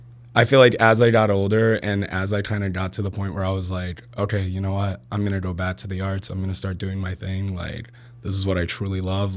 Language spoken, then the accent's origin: English; Plainfield, Illinois, United States; I went to school in Plainfield my whole life.